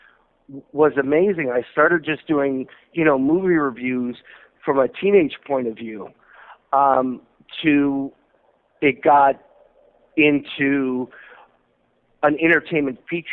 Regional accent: Southfield, Michigan, United States; when I first realized that I wanted to be a showman and I wanted to be an entertainer, it was in Southfield, Michigan

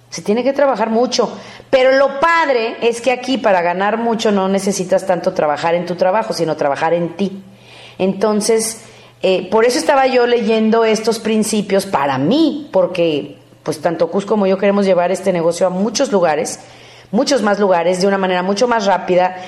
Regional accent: Mexico; Como mexicanos somos muy dramáticos

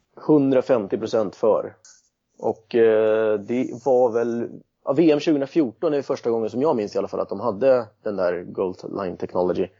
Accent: Nacka, Stockholm County, Sweden; also born or lived in Cali, Colombia / Södermalm, Stockholm; now in Stockholm, Sweden; Jag är uppväxt i Nacka strax utanför

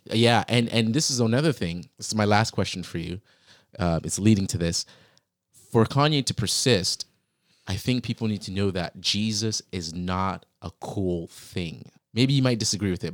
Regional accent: Virginia, United States; I grew up in Virginia

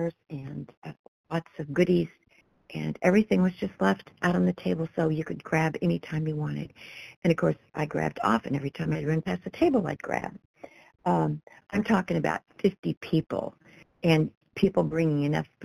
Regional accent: Kansas, United States; I was born in Kansas and lived most of my life here

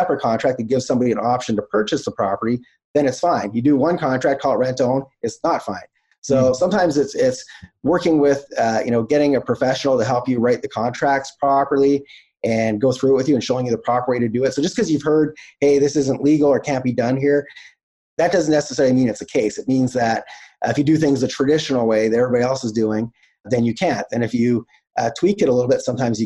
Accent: Canada; I'm Canadian

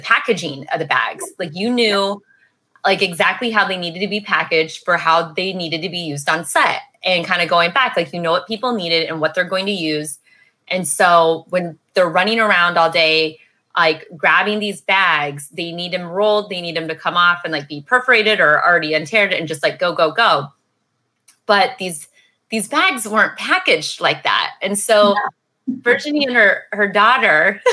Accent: Missouri, United States; Missouri, I'm from the Missouri side

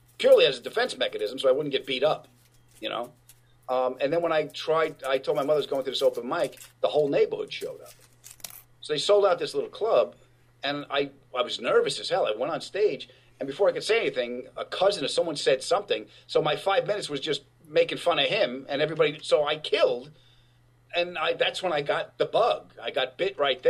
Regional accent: Long Island, New York, United States; I was from Long Island

